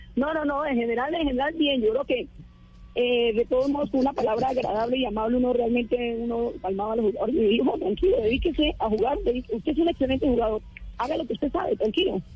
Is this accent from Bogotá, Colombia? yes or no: no; La Dorada, Caldas, Colombia; now in Valledupar, Colombia; Yo nací en Caldas, en Dorada Caldas, caldense. Pero ya hace mucho rato estoy en Valledupar.